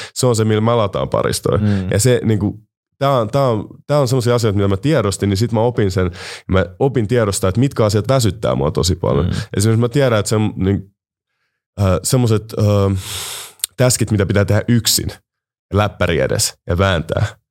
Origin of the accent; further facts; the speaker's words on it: Finland; mä oon kasvanut Suomessa